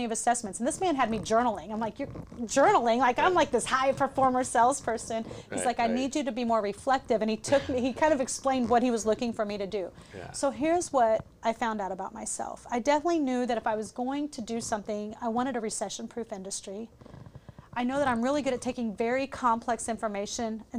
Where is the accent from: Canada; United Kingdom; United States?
United States; Midwest; also born or lived in Richmond, Virginia / Los Angeles; now in Sarasota, United States; I grew up in the Midwest